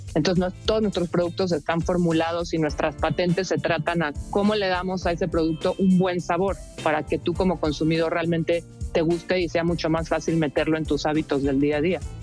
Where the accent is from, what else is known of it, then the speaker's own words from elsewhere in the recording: Mexico; como mexicanos